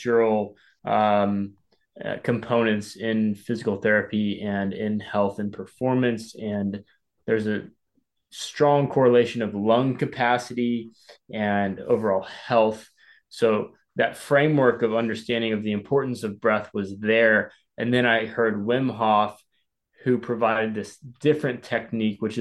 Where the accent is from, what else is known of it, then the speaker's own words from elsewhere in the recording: Arkansas, United States; now in San Diego, United States; I'm from Arkansas